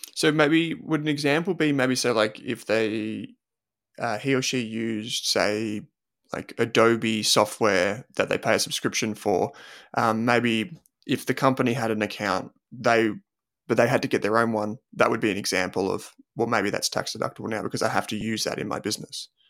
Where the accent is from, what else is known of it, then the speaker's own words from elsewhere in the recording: Australia; growing up in Australia